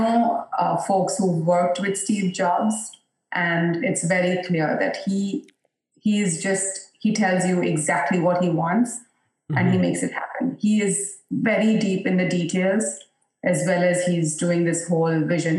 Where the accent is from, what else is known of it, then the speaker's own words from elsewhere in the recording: India; moved away; when I was growing up in India, I went to an only girls school.